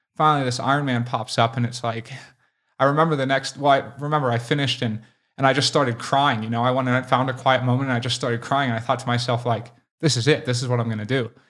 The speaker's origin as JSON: {"language": "English", "town": "Boulder", "region": "Colorado", "country": "United States", "tie": "born or raised there", "said": "I grew up in Boulder"}